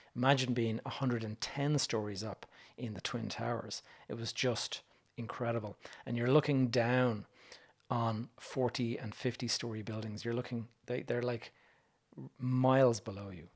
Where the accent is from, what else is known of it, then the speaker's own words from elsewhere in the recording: Dublin, Leinster, Ireland; When you're a young Irish kid and you're used to walking around the streets of Dublin